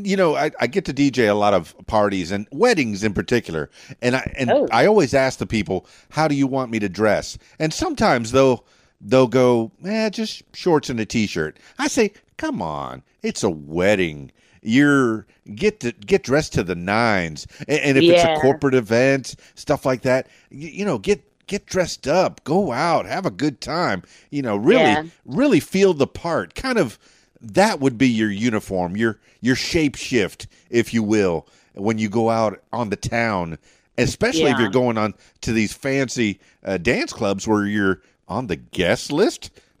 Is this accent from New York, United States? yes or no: no; Miami, Florida, United States; now in Arkansas, United States; I mean, I'm from Miami, but, you know, I got here to Arkansas.